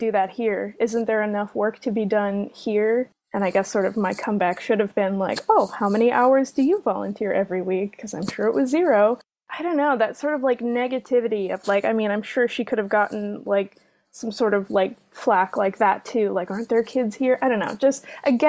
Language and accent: English; Valparaiso, Indiana, United States; I grew up in Valparaiso